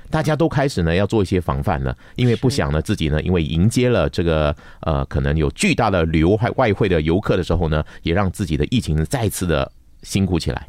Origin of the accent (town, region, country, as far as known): Malaysia